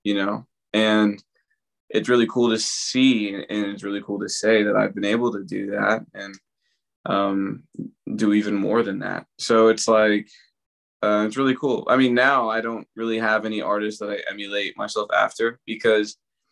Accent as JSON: {"language": "English", "town": "Allentown", "region": "Pennsylvania", "country": "United States", "said": "I am from Allentown"}